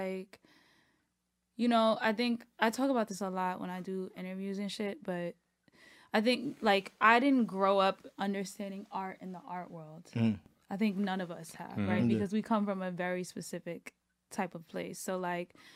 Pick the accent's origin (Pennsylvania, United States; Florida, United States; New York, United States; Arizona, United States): New York, United States; New York City; born or raised there; also born or lived in Fort Greene, Brooklyn / Bed-Stuy, Brooklyn